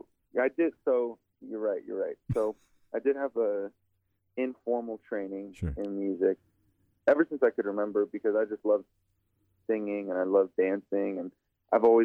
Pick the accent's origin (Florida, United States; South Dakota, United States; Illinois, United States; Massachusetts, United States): South Dakota, United States; Sioux Falls; also born or lived in Pine Ridge Reservation, South Dakota; I grew up in South Dakota. I grew up on the east side in Sioux Falls